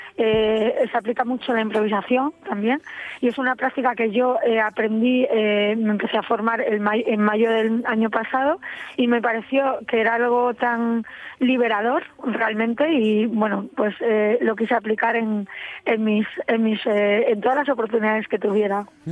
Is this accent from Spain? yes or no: yes; Gijón, Asturias, Spain; moved away as an adult; also born or lived in Paris, France / Cabranes, Asturias; yo soy de Gijón